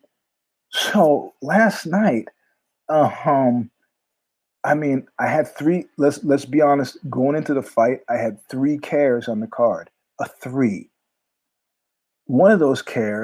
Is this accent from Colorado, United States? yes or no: no; New York, United States; now in California, United States; I'm from New York, but I live in California now